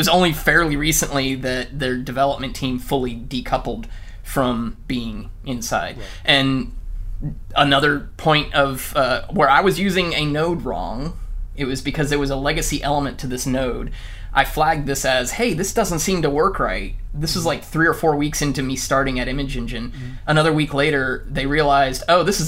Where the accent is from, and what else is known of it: United States; now in Vancouver, Canada